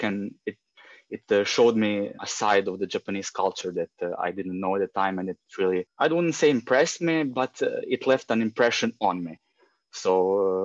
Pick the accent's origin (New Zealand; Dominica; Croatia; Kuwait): Croatia; Rijeka, Primorje-Gorski Kotar County; I come from Rijeka, Croatia. It's a small city on the northern part of the Adriatic Sea. Basically lived here all my life.